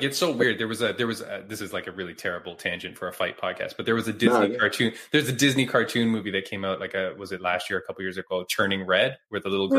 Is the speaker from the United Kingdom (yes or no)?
no; Toronto, Ontario, Canada; I grew up in, I'm in Toronto. I grew up in Toronto.